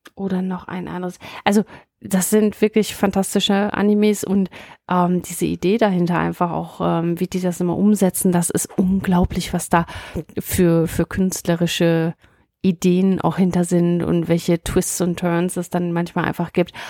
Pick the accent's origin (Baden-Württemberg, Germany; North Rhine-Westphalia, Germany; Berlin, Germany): North Rhine-Westphalia, Germany; Münsterland; Ich komme eher aus dem Münsterland äh, gebürtig